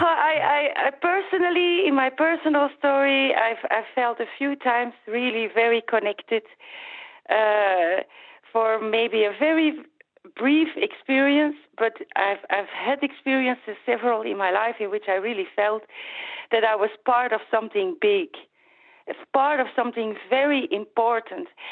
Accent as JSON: {"language": "English", "region": "Flanders", "country": "Belgium", "said": "I'm from Flanders"}